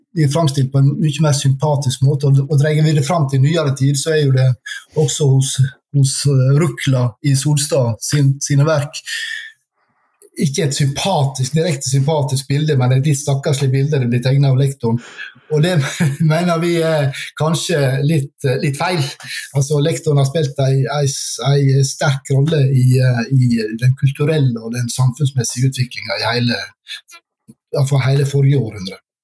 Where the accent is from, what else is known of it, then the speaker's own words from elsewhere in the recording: Sunnmøre, Møre og Romsdal, Norway; now in Oslo, Norway; jeg er sunnmøring, bor i Oslo